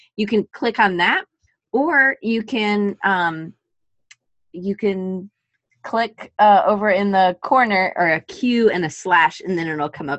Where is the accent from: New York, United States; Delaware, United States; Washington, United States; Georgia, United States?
Georgia, United States; now in Alabama, United States; I'm from Georgia, too, so I understand the pull. I just got to Alabama.